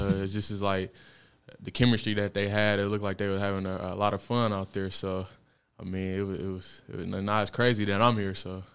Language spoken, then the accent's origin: English; Detroit, Michigan, United States; I'm from Detroit, Michigan